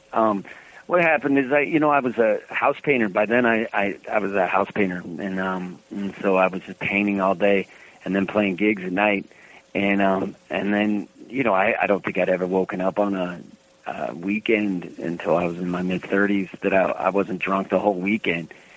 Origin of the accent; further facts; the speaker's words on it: Reno, Nevada, United States; growing up in Reno